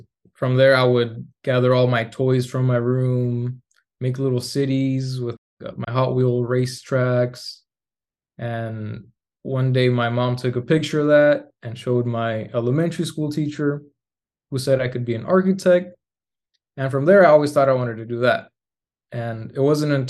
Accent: Tucson, Arizona, United States; moved away as an adult; also born or lived in Mexico; now in Arlington, United States; I was born and raised in Tucson, Arizona.

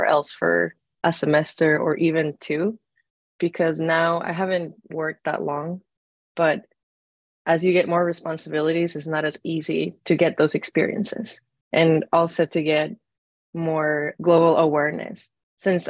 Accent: Hermosillo, Sonora, Mexico; moved away; also born or lived in Arizona; I am originally from Hermosillo, Sonora, Mexico

